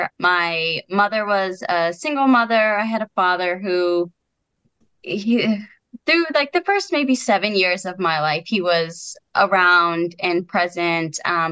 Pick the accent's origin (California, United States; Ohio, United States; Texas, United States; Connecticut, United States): Connecticut, United States; born or raised there